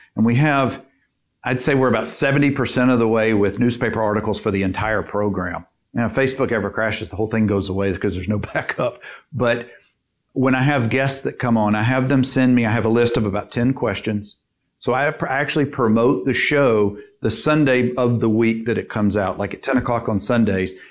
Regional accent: Dothan, Alabama, United States; now in Birmingham, United States; my hometown in, in Dothan, 50, 60,000 people, is very saturated with lawyers

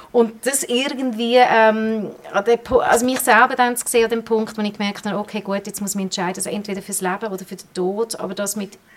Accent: Bern, Switzerland; born there; Ich bin gebürtige Bernerin.

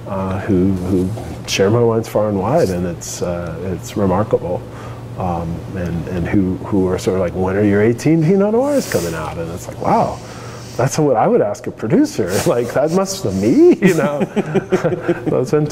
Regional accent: Santa Monica, California, United States; now in Oregon, United States; I'm from Santa Monica

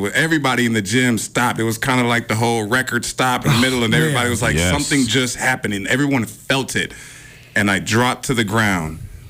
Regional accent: West Coast, United States; I'm still from West Coast.

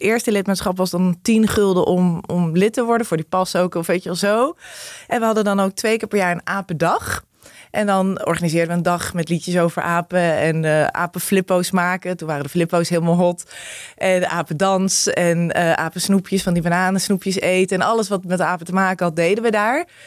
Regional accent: Arnhem, Gelderland, Netherlands; die verschillende wijken in Arnhem, waar ik opgegroeid ben gegroeid

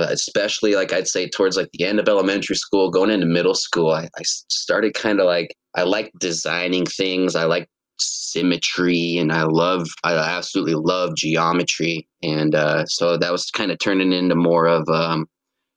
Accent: Laurel, Montana, United States; also born or lived in Billings, Montana; I've been a resident of Yellowstone Valley, you know, pretty much my whole life

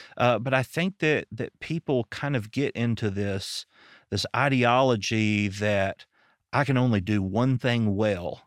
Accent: Arkansas, United States; I'm from Arkansas

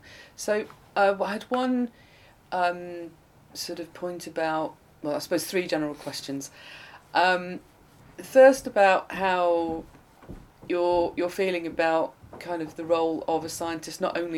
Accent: Blackburn, North West England, United Kingdom; moved away; I'm from Blackburn

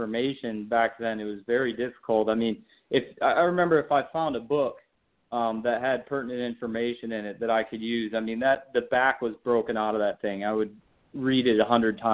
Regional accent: Michigan, United States; I grew up in Michigan

